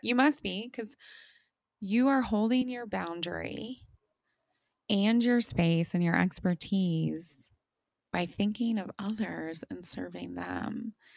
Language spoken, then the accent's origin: English; United States; also born or lived in Germany; I have gone back to my home country of the United States